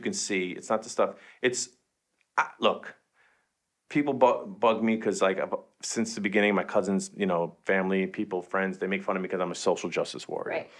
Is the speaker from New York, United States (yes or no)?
yes; New York City, New York, United States; Jen and I are both from Queens